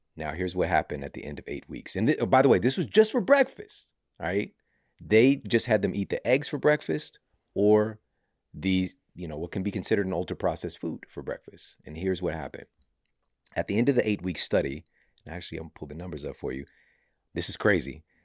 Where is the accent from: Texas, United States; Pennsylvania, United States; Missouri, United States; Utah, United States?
Missouri, United States; St. Louis; Saint Louis University, which is, you know, my hometown